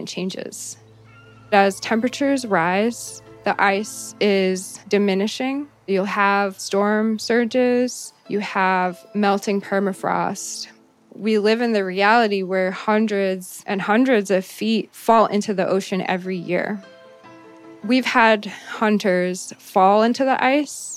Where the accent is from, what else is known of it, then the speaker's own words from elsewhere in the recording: Shishmaref, Alaska, United States; My family has lived in Shishmaref since time immemorial.